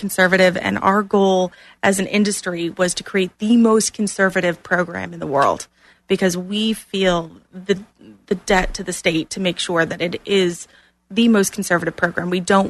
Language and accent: English; Clearwater, Florida, United States; moved away as an adult; now in Orlando, United States; I grew up in Clearwater